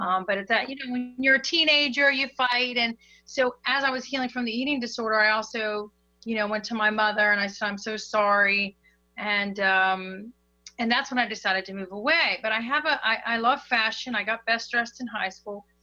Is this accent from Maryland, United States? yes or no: yes; Hagerstown, Maryland, United States; moved away as an adult; now in South Florida, United States; I'm originally from Hagerstown, Maryland, which is a very small town in Maryland.